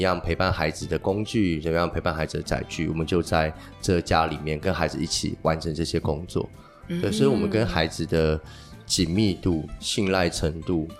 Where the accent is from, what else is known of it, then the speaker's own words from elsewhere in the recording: southern Taiwan, Taiwan; moved away as an adult; also born or lived in Taipei; now in Taitung, Taiwan; 我是南部人，在台北工作，然后东漂到台东。